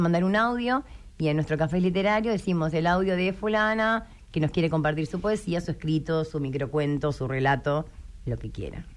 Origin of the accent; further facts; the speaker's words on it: Malvinas Argentinas, Buenos Aires, Argentina; Yo soy de Malvinas Argentina